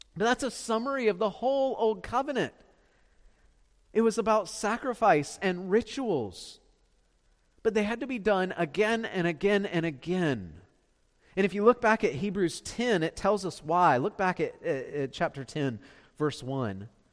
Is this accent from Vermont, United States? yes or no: no; Beaufort, South Carolina, United States; I'm from Beaufort